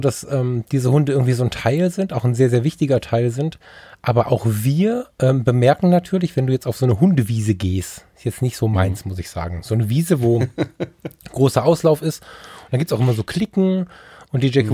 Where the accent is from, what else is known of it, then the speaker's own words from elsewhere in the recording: Düsseldorf, North Rhine-Westphalia, Germany; also born or lived in Ruhr area; ich bin Düsseldorfer